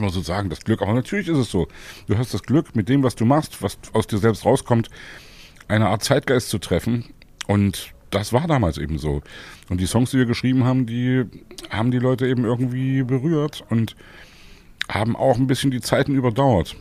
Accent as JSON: {"language": "German", "town": "Leipzig", "region": "Saxony", "country": "Germany", "said": "ich komme aus Leipzig und Leipzig ist meine Lieblingsstadt"}